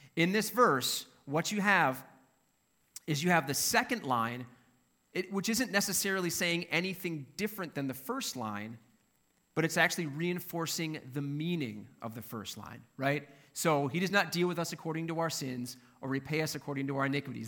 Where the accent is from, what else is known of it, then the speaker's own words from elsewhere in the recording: Minnesota, United States; I'm from Minnesota